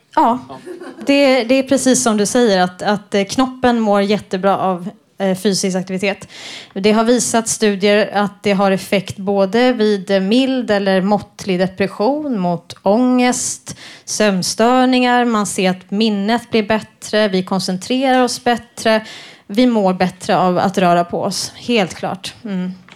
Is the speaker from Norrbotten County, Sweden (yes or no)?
no; Stockholm, Stockholm County, Sweden; also born or lived in Lund; jag är från Stockholm men pluggade i Lund